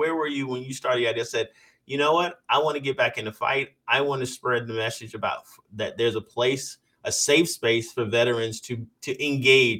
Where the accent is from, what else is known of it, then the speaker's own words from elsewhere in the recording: Parris Island, South Carolina, United States; I grew up around Paris Island